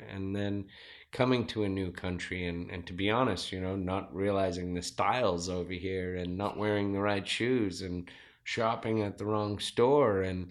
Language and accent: English; Zimbabwe; now in Rancho Penasquitos, United States; All right, I'm originally from Zimbabwe. I am 42 years old. I have a two-year-old child. I'm married. I live in Rancho Penasquitos, and I am a serial entrepreneur. I moved to America back in 1989.